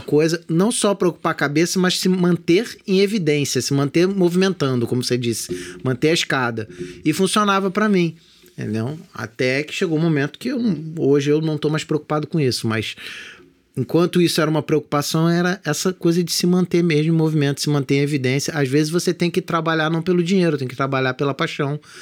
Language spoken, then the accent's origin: Portuguese; Magé, Rio de Janeiro, Brazil; de onde eu morava, que é perto do centro de Magé